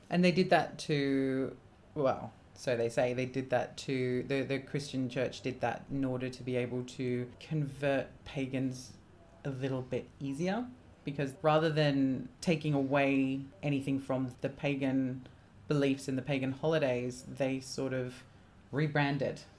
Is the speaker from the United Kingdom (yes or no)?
yes; England, United Kingdom; growing up in England